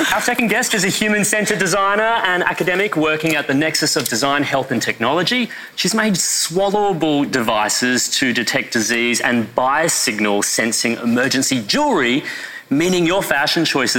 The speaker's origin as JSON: {"language": "English", "region": "Queensland", "country": "Australia", "said": "I'm a Queenslander"}